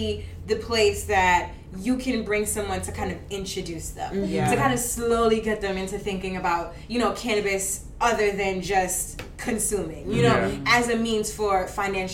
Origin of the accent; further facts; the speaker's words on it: Jamaica; now in New York, United States; I'm Jamaican